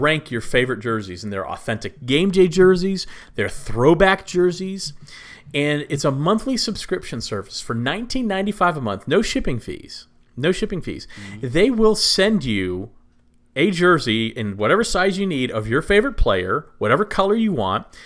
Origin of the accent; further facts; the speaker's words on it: Texas, United States; I am from Texas, grew up there